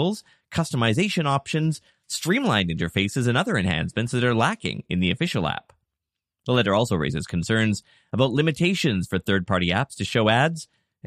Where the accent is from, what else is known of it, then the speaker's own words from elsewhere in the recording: Canada; as a Canadian